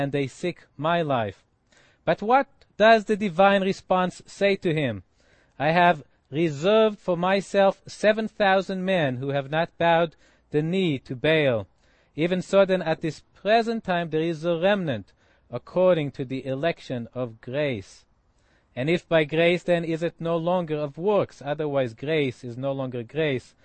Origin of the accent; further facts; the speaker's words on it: Israel; Israeli, in that I grew up in Israel.